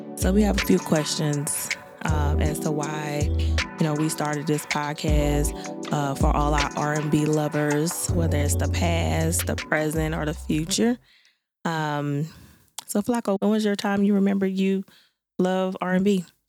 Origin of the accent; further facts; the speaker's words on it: New Orleans, Louisiana, United States; I'm from Nanola